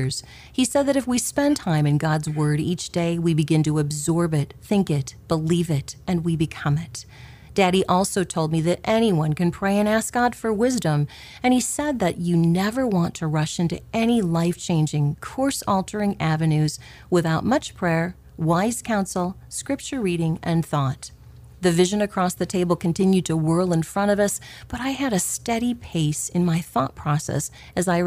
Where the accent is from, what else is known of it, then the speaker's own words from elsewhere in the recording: Clarinda, Iowa, United States; Growing up in Clarinda, Iowa